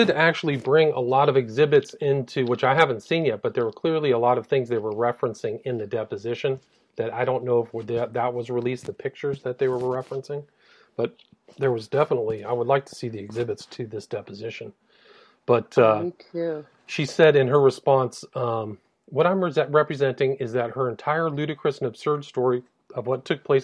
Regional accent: England, United Kingdom; It was, I'm English, so you could have some difficulty understanding the way I communicate.

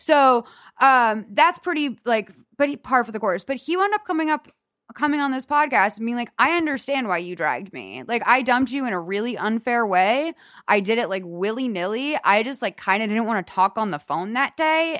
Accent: Boston, Massachusetts, United States; now in Los Angeles, United States; we grew up in Boston

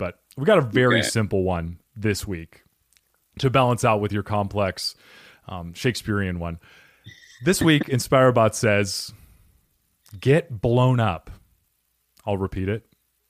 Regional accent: New Jersey, United States; accent: New Jersey; It's also a robot from Jersey, apparently, with my accent.

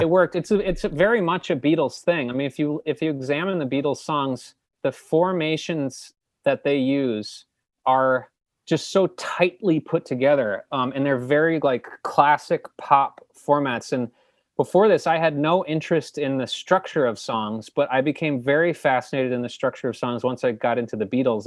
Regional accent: New Jersey, United States; they put me up for the governor's school in New Jersey

